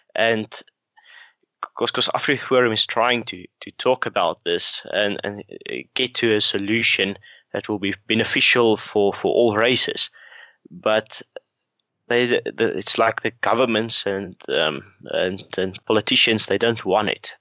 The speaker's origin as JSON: {"language": "English", "country": "South Africa", "tie": "born or raised there", "said": "growing up in South Africa"}